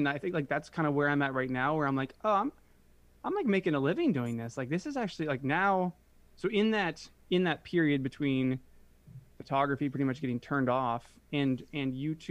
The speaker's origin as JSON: {"language": "English", "town": "Cincinnati", "region": "Ohio", "country": "United States", "tie": "born there", "also_born_or_lived": "Detroit / Chicago", "lives_now": "San Diego, United States", "said": "basically I came from Chicago. So I was I was born in Cincinnati. Then we lived in Detroit for a bit, like 7 years, Chicago for like 3 years."}